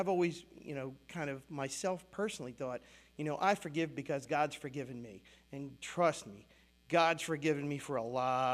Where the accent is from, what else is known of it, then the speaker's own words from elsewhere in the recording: United States; as an American, this is what I grew up